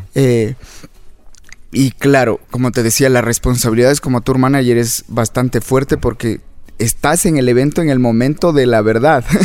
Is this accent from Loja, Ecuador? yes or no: no; Quito, Pichincha, Ecuador; yo nací acá en Quito